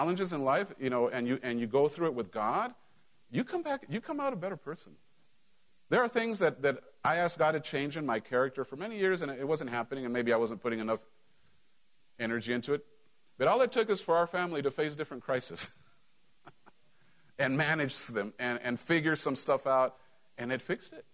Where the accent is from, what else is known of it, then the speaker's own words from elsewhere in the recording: Mexico; moved away; when I grew up in Mexico